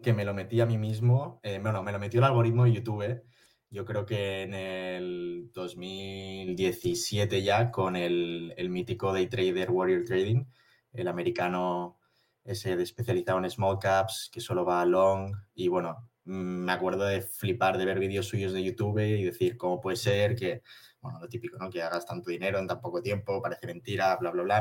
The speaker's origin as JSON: {"language": "Spanish", "town": "Barcelona", "region": "Catalonia", "country": "Spain", "said": "soy de Barcelona, tengo 23 años"}